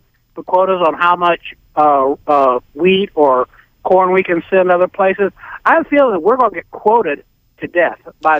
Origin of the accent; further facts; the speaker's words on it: Alabama, United States; I hate to say this, but when people ask me where I'm from, I told them I was from Alabama.